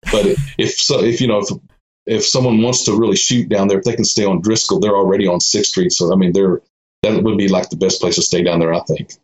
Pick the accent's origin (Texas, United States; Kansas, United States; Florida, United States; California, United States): Texas, United States; Austin; also born or lived in Georgetown, Texas; I was born and raised in Austin, um, 1957, and I lived there till about 2001